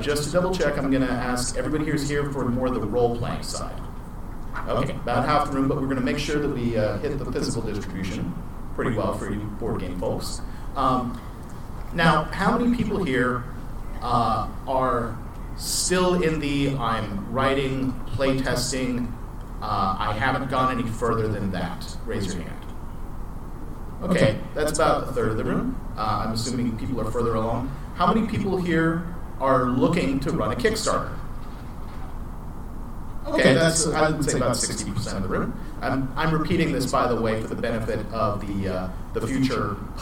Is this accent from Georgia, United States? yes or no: yes; Georgia, United States; I'm from Georgia